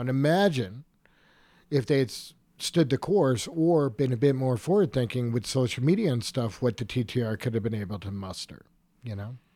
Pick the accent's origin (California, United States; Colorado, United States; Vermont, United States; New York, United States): Vermont, United States; Killington; I grew up in Killington in the mid-eighties, you know, I grew up on a dirt road.